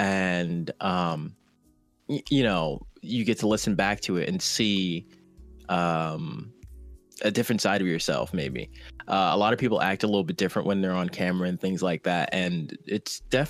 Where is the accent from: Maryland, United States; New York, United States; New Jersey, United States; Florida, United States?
New Jersey, United States; now in California, United States; Originally, I'm from New Jersey, but I currently reside in California.